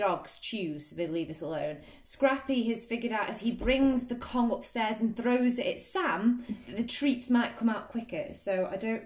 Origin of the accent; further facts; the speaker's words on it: Stoke-on-Trent, West Midlands, United Kingdom; We grew up in Trent Vegas together.